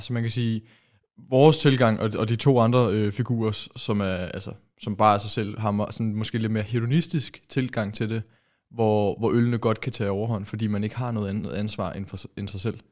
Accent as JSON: {"language": "Danish", "country": "Denmark"}